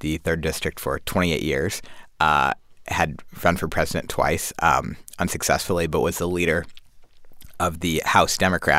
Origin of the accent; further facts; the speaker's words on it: St. Louis, Missouri, United States; I'm from St. Louis, Missouri. I was an educator there. I worked in the St. Louis City Schools.